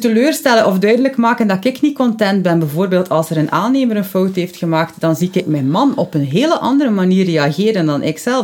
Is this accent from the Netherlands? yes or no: no; West Flanders, Belgium; bij ons in West-Vlaanderen